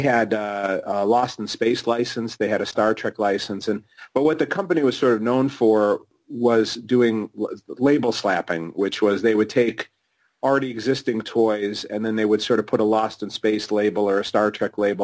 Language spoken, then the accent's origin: English; Chicago, Illinois, United States; I was born and raised in Chicago